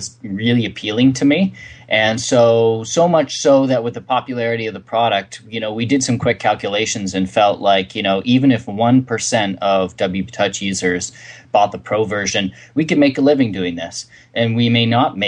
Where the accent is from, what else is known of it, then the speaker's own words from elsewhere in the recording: Canada; we're Canadians